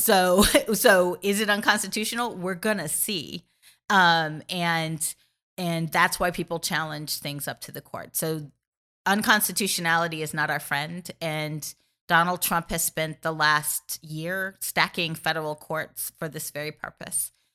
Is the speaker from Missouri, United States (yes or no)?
yes; Missouri, United States; my home state of Missouri